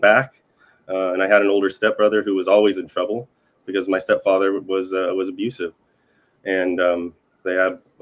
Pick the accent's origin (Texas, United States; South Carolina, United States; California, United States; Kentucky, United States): California, United States; Northern; also born or lived in Southern Oregon / Arcata, California; I grew up pretty much in one place up in Northern California and in Southern Oregon.